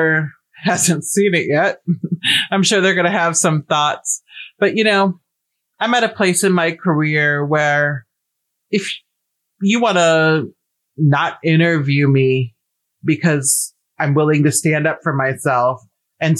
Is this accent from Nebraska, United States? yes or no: yes; Nebraska, United States; I'm from Nebraska